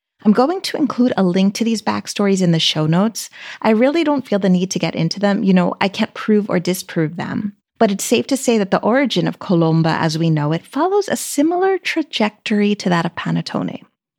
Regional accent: United States; I always think of being American

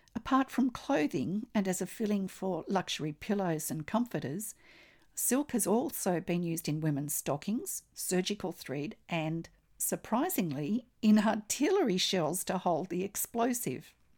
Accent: Australia; I'm an Australian textile artist

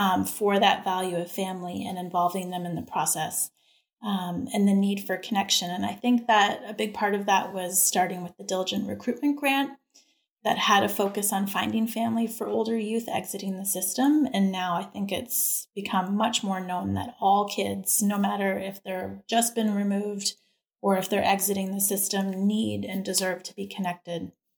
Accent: Canada; now in Texas, United States; But I have to say that when I came to Texas from Canada, I was really surprised and very impressed

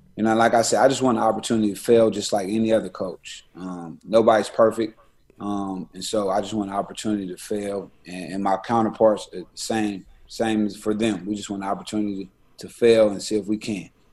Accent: Los Angeles, California, United States; also born or lived in Syracuse; I'm from West Coast

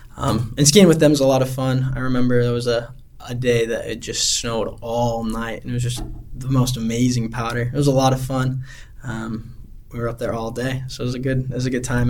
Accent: Heber City, Utah, United States; moved away as an adult; also born or lived in Amarillo, Texas / Alaska; now in Anchorage, United States; growing up in Heber

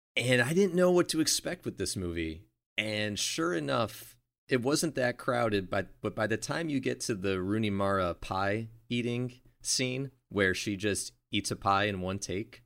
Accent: Buffalo, New York, United States; growing up in Buffalo

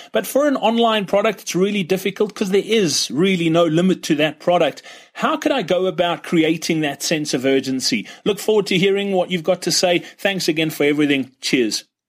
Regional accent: Johannesburg, Gauteng, South Africa; I'm from Johannesburg in South Africa.

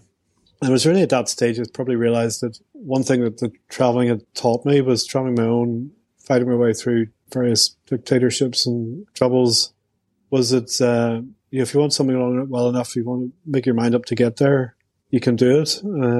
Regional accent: Belfast, Northern Ireland, United Kingdom; moved away as an adult; I grew up in Belfast in the 60s and 70s. And the troubles are in full spate. I went to school in the center of Belfast.

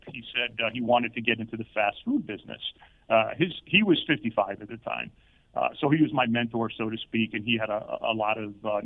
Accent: East Hartford, Connecticut, United States; I grew up in East Hartford

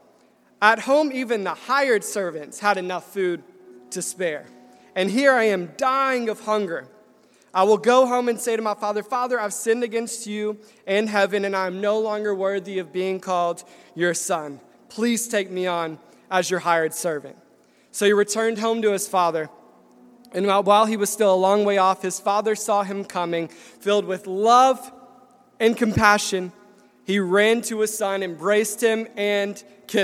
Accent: Nashville, Tennessee, United States; moved away as an adult; I was born and raised in Nashville, Tennessee, and it's a great place

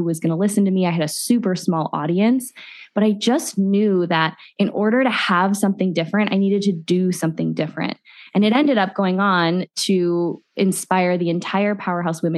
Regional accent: Midwest, United States; moved away as an adult; also born or lived in Phoenix; I grew up in the Midwest.

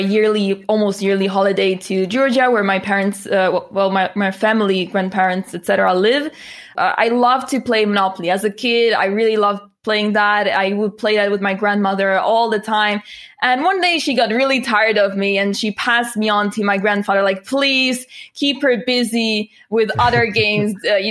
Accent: Netherlands; I'm from the Netherlands

